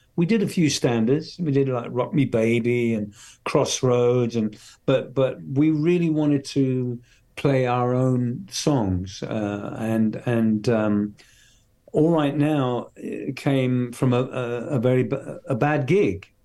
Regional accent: a very remote part of England, United Kingdom; also born or lived in London; I was born and raised in London, and then we moved to the country from. So from when I was about seven to seventeen, I've lived in this very remote part of England

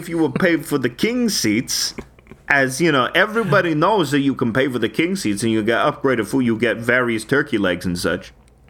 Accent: Long Island, New York, United States; we're from Long Island, but we spent our summers in Boston.

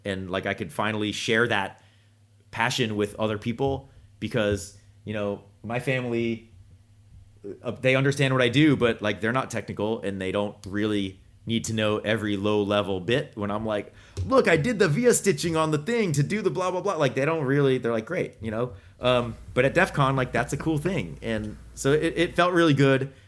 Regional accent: Boston, Massachusetts, United States; I'm from Boston

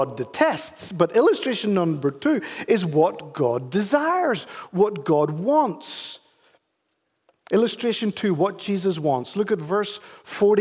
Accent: Ireland; moved away; I am actually Irish

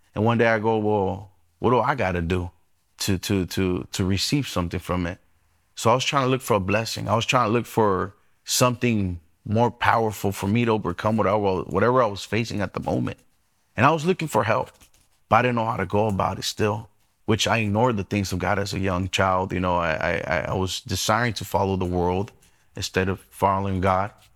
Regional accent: Inland Empire, California, United States; born or raised there; also born or lived in Los Angeles, California

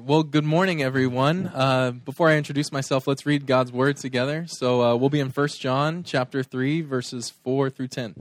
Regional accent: Arizona, United States; we are mostly from Arizona. I feel like my ties are all here now.

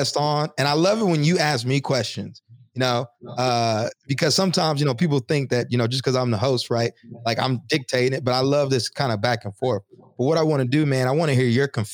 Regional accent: Texas, United States; when I was growing up in Texas

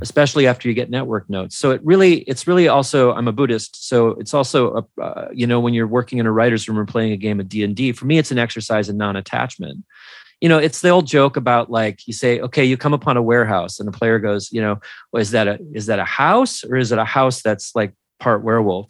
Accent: Minnesota, United States; I'm from Minnesota

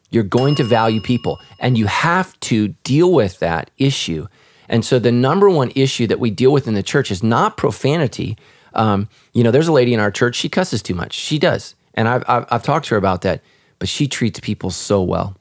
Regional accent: United States; my nationality is I'm American

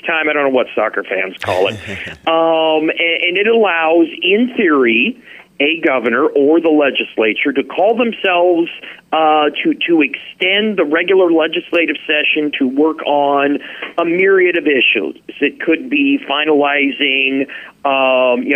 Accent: Midwest, United States; now in Alaska, United States; I grew up in the Midwest

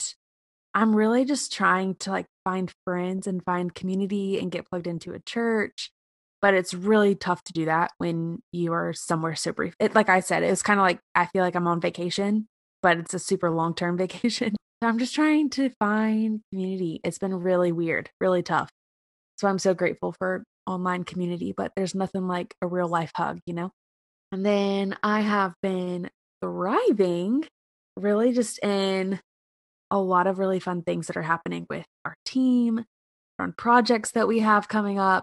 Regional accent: South Carolina, United States; moved away; I am born and raised a Carolina girl. I grew up in South Carolina

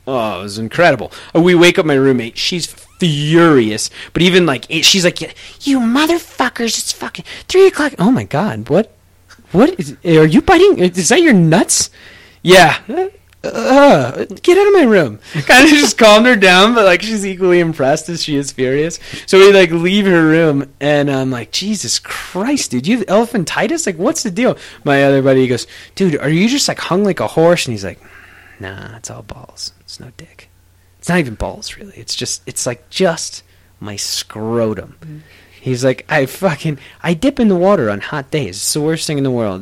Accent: United States; even as an American

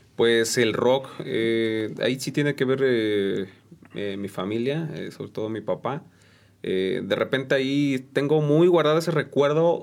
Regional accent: San Juan del Río, Querétaro, Mexico; also born or lived in San Pedro Ahuacatlán; de aquí, de aquí de San Juan del Río

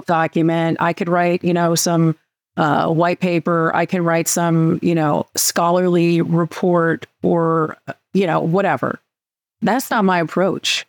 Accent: California, United States; moved away as an adult; I am originally from California.

